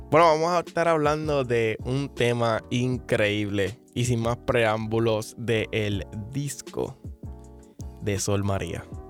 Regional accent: Puerto Rico; como buen puertorriqueño me como las letras

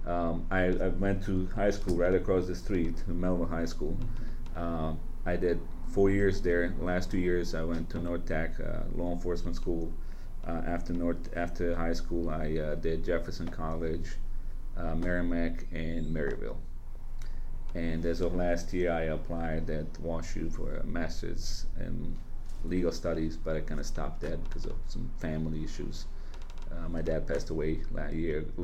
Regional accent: Bosnia & Herzegovina; accent: Bosnian; now in St. Louis, United States; I'm Bosnian too, as you can tell by my accent.

